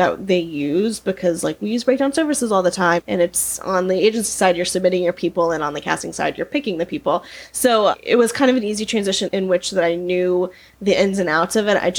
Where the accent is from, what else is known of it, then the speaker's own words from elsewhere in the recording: Georgia, United States; moved away as an adult; now in Los Angeles, United States; So I'm originally from Georgia